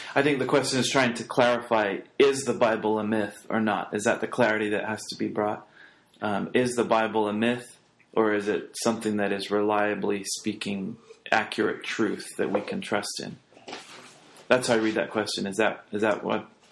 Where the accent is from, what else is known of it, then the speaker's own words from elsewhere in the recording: England, United Kingdom; moved away; growing up in England in high school, you have to do a, a class